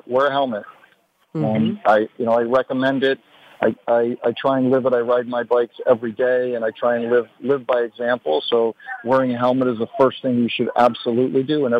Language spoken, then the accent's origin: English; Detroit, Michigan, United States; Growing up in Detroit, I grew up tinkering with cars and other things.